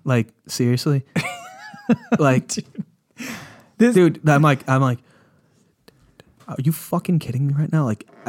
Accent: New York City, New York, United States; accent: New York City; Because, like, I had a way more, like, New York City accent when I was a kid, and I realized that sounds real scummy.

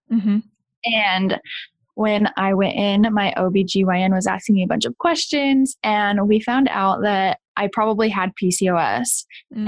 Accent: Kansas, United States; moved away; also born or lived in Rexburg, Idaho; I'm originally from Kansas

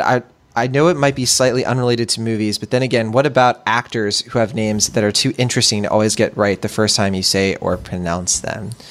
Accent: Puerto Rico; now in California, United States; Puerto Rico, um, where I'm from

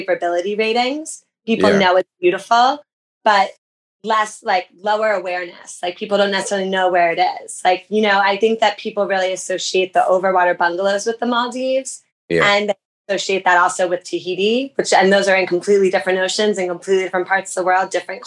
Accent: United States; an American

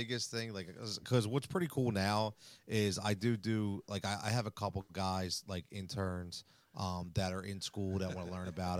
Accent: Philadelphia, Pennsylvania, United States; I grew up in Wissanomi.

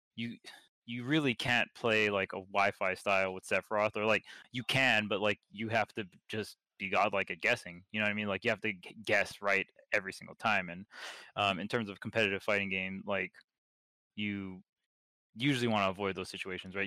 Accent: Hawaii, United States; I'm from Hawaii.

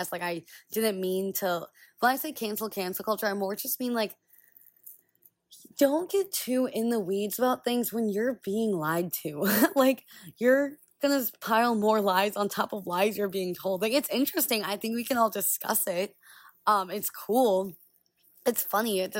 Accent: Israel; born there; Literally all I talk about is that like I was born in Israel and how that made me see the situation that's going on there.

